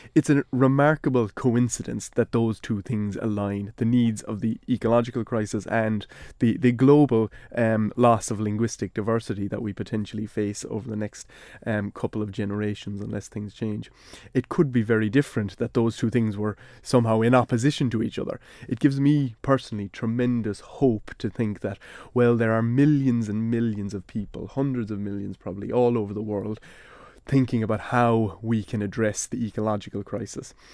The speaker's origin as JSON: {"language": "English", "country": "Ireland", "said": "speaking English in a way that shows I'm from Ireland, I'm from a certain part of Ireland"}